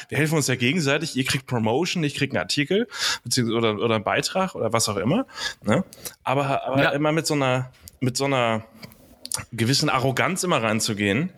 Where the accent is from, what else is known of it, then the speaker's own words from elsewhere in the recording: Hamburg, Germany; bin in Hamburg groß geworden